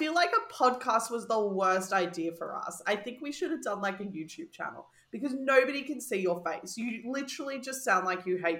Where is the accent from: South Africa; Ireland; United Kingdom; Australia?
Australia; as an Australian